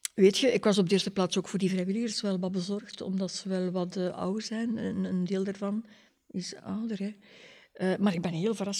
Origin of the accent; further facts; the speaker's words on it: Ghent, Flanders, Belgium; moved away as an adult; now in Leuven, Belgium; ik ben afkomstig van Gent.